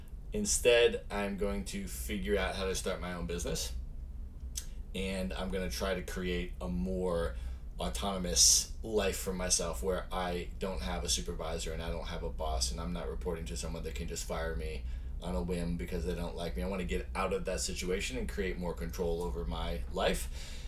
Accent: Buffalo, New York, United States; also born or lived in Chicago, United States; I was actually born in the Midwest. I was born in Chicago. And then lived a lot on the East Coast and grew up there. Went to middle school and high school in Buffalo, New York, in a suburb outside of Buffalo, actually.

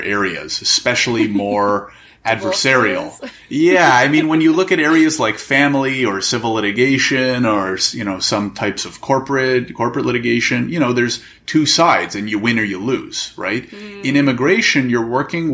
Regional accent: Canada; I'm born and raised in Canada, never immigrated in my life

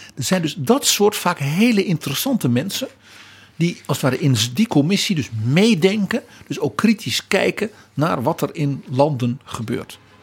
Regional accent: Netherlands

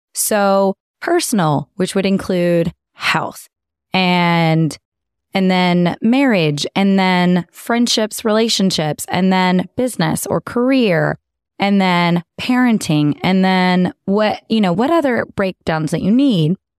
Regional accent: Texas, United States; moved away; born and raised in Texas. I thought I was gonna raise my girls in Texas

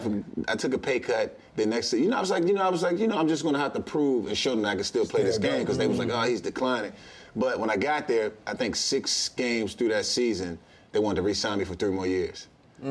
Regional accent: Washington, United States; born or raised there; moved away

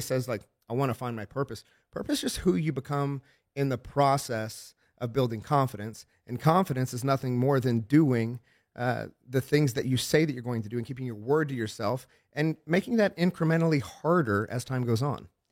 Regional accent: Oklahoma, United States; I'm from Oklahoma

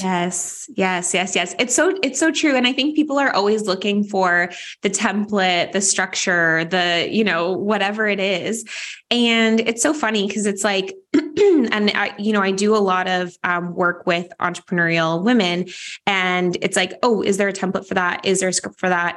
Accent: Vancouver, British Columbia, Canada; my hometown of Vancouver, Canada

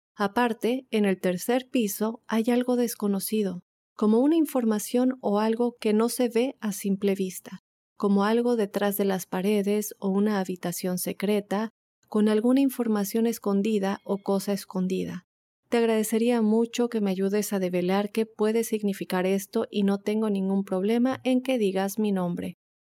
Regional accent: Chihuahua, Mexico; now in Oklahoma, United States; soy de Chihuahua, México

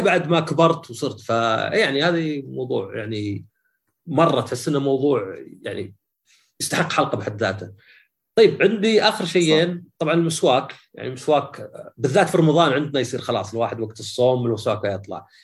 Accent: Saudi Arabia; عندنا في السعوديه

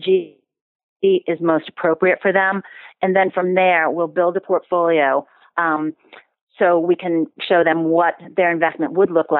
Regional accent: Boston, Massachusetts, United States; moved away as an adult; now in United Kingdom; I'm from Boston.

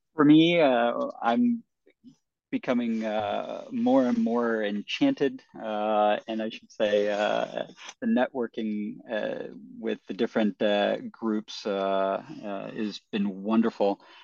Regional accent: United States; I'm an American

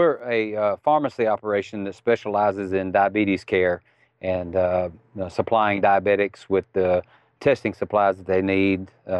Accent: Mississippi, United States; accent: Southern; I'm from Mississippi.

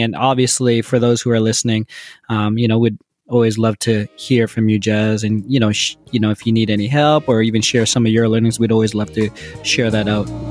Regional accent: Toronto, Ontario, Canada; I'm born and raised in Toronto, so I'm really I'm really proud

